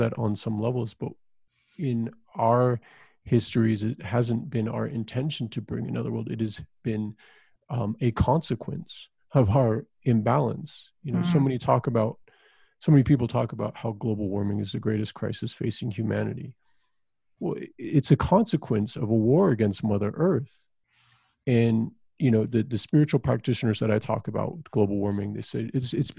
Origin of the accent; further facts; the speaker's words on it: Southwest, United States; growing up in the Southwest